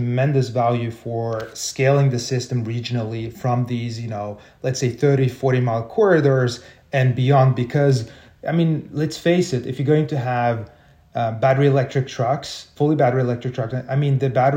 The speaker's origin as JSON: {"language": "English", "country": "Sweden", "said": "I'm from Sweden"}